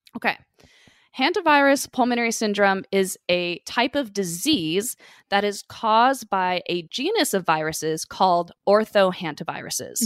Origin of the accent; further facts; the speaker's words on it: California, United States; living and, you know, growing up in California